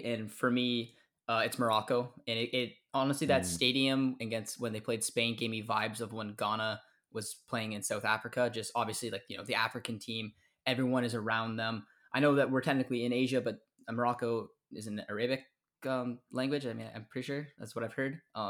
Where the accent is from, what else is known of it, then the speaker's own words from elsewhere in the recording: Canada; we're Canadian.